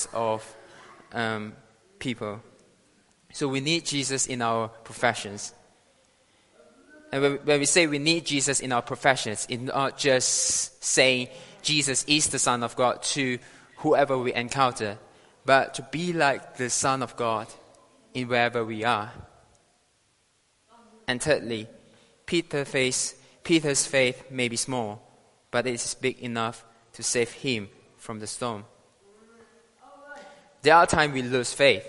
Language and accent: English; Malaysia; now in United Kingdom; I'm proudly to share to you guys today as a Malaysian citizen